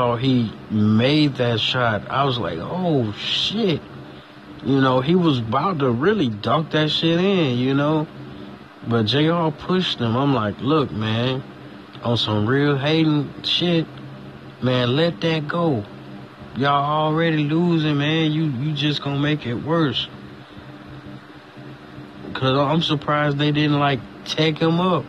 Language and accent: English; United States; also born or lived in Florida; I'm from Georgia and the Florida area, so Georgia and Florida.